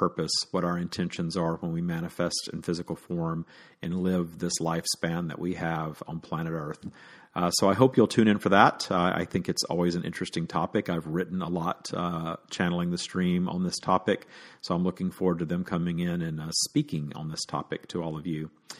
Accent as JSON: {"language": "English", "region": "Deep South", "country": "United States", "tie": "born or raised there", "said": "growing up in the Deep South, you just think that the whole world is against you when you're openly gay."}